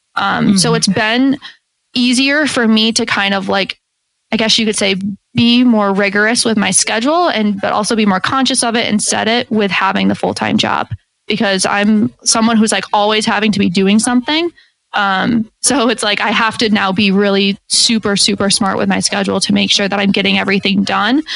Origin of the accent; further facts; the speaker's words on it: Syracuse, New York, United States; I'm from Syracuse, New York.